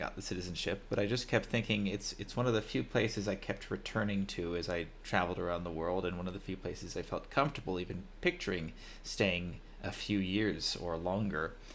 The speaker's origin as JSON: {"language": "English", "region": "California", "country": "United States", "moved": "as an adult", "lives_now": "Armenia", "said": "I am American. I'm from California"}